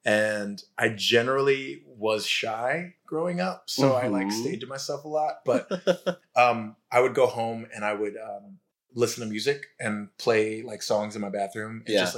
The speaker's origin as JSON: {"language": "English", "region": "California", "country": "United States", "accent": "Southern California", "lives_now": "New York, United States", "said": "But like every once in a while, someone will be like, oh, you're from Southern California. I can hear it"}